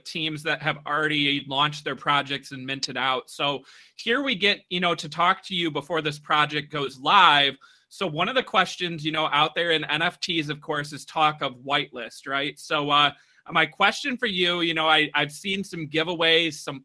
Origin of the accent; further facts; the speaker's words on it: Michigan, United States; I am born and raised in Michigan.